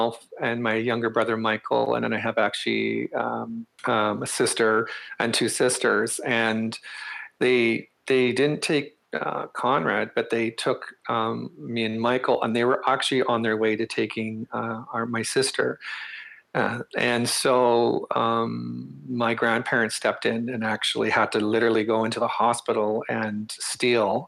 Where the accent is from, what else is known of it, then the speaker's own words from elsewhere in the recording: northern Manitoba, Canada; moved away as an adult; also born or lived in Crane River, Manitoba / Cranberry Portage, Manitoba / Winnipeg, Manitoba; now in Ottawa, Canada; I grew up in northern Manitoba.